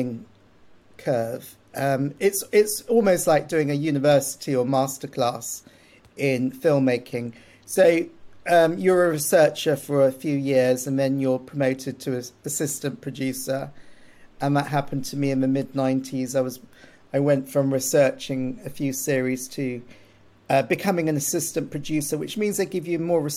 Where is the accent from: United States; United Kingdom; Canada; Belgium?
United Kingdom; Hastings, South East England; I grew up in Hastings.